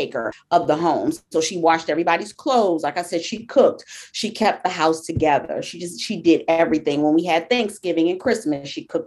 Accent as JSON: {"language": "English", "town": "Meridian", "region": "Georgia", "country": "United States", "tie": "born or raised there", "also_born_or_lived": "Queens, New York", "said": "I was born in Queens, New York, Jamaica, Queens. I lived there until I was 6 years old. And then I moved to a small town called Meridian, Georgia."}